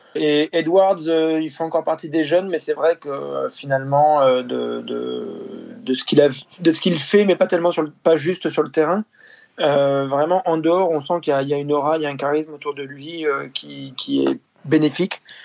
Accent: France; on est français aussi

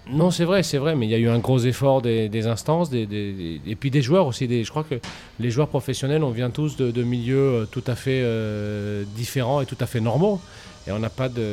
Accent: Paris, Île-de-France, France; je suis Porte d'Orléans. Gros, en gros, j'ai vécu toute ma vie pas loin de la Porte d'Orléans

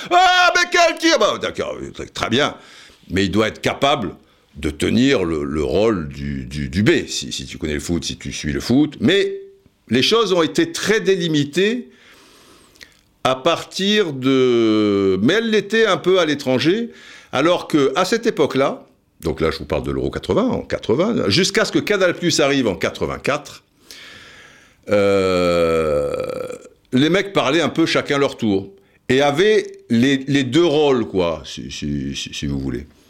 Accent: Cannes, Provence-Alpes-Côte d'Azur, France; j'étais de Cannes

